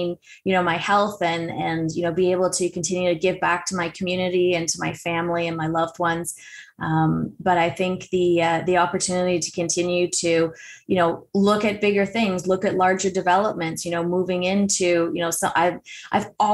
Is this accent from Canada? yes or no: yes; Toronto, Ontario, Canada; moved away; also born or lived in Newmarket, Ontario; I grew up in Scarborough, but we have a place in Newmarket as well